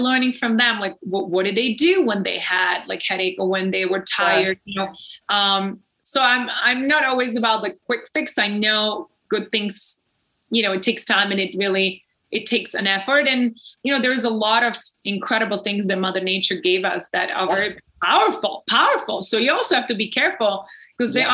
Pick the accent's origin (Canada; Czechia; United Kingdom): Czechia; moved away; I come from the Czech Republic. I come from Europe.